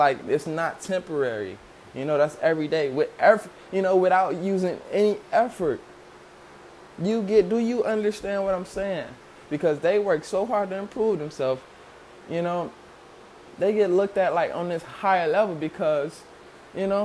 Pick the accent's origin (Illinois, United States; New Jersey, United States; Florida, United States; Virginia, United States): Illinois, United States; Chicago; growing up in Chicago